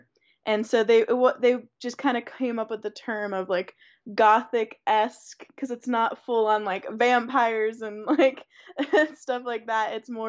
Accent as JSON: {"language": "English", "region": "Ohio", "country": "United States", "tie": "born or raised there", "said": "I'm born and raised in Ohio."}